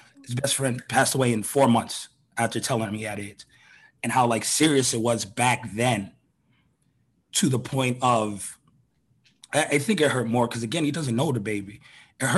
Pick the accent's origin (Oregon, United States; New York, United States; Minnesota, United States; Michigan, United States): New York, United States; growing up in New York